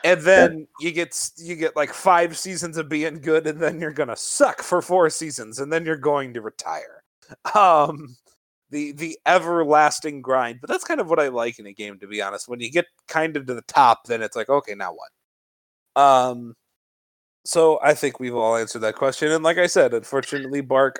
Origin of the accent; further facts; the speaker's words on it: Chicagoland area, Illinois, United States; I'm from the Chicagoland area